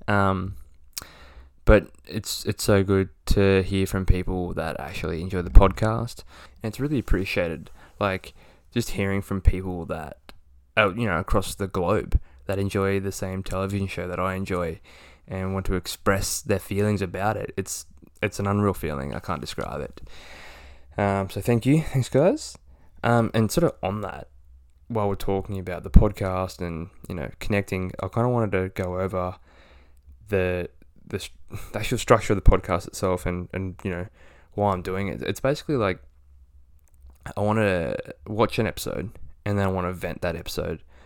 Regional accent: Australia; we don't celebrate Halloween in Australia

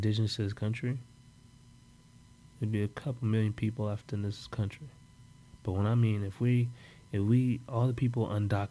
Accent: Oakland, California, United States; my hometown, like Oakland

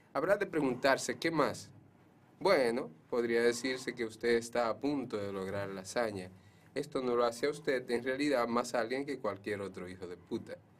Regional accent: Cutupú, La Vega, Dominican Republic; Yo soy de Cutupú

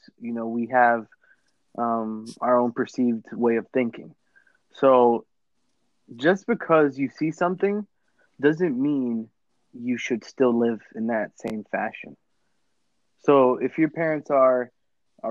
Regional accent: Lawrence, United States; growing up in Lawrence, I went through a lot of middle schools

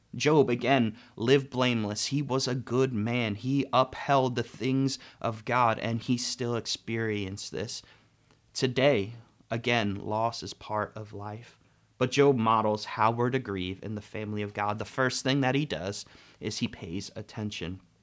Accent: United States; as an American culture

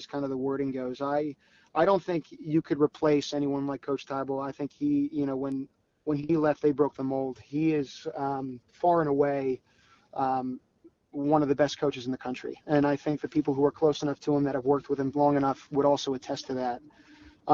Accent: Philadelphia, Pennsylvania, United States; I grew up in the Philadelphia area.

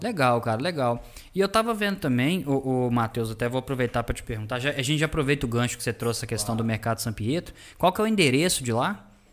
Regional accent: Belo Horizonte, Minas Gerais, Brazil; moved away as an adult; now in Sete Lagoas, Brazil; Eu não sou de Sete Lagoas, eu sou de Belo Horizonte, nascido lá. Só que, cara, vim pra cá a trabalho

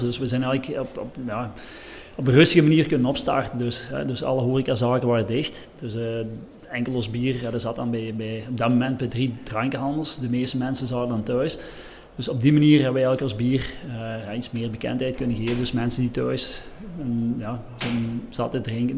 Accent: Lommel, Flanders, Belgium; we zijn van Lommel, ehm, dus ongeveer 30, 35 kilometer van, van hier

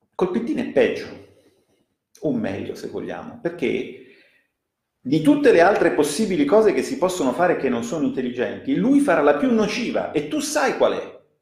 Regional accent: Italy

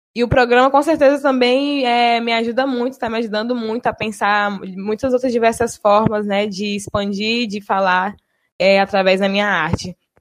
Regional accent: Bahia, Brazil; moved away as an adult; now in Espírito Santo, Brazil; Eu sou da Bahia, né? Então, sou de Tabatã, na Bahia. E vim para cá, para o Espírito Santo, justamente para estudar

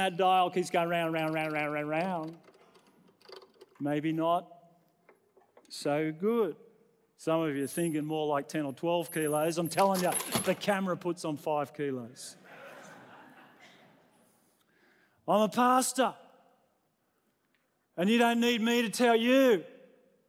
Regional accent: New South Wales, Australia; now in Queensland, Australia; I was born in New South Wales

